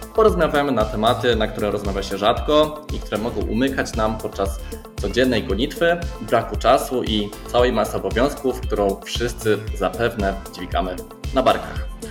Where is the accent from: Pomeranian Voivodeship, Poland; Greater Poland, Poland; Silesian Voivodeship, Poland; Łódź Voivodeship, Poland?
Silesian Voivodeship, Poland; Silesian agglomeration; moje rodzinne strony